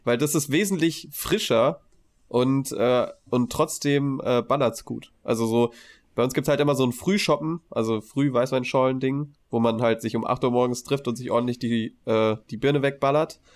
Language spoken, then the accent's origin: German; Heidesheim, Rhineland-Palatinate, Germany; also born or lived in Mainz; bei uns sagt man shoppen, wo ich herkomme